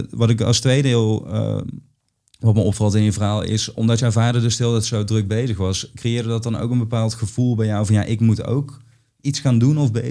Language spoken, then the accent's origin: Dutch; Limburg, Netherlands; eh, en de mensen denken nu vaak dat ik uit Brabant kom terwijl ik uit Limburg